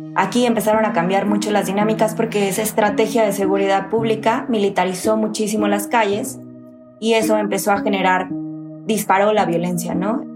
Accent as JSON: {"language": "Spanish", "town": "Monterrey", "region": "Nuevo León", "country": "Mexico", "tie": "born or raised there"}